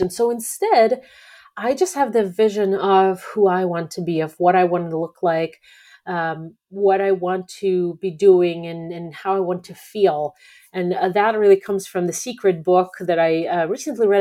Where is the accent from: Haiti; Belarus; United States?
Belarus; moved away; I'm not personally Russian, I'm from Belarus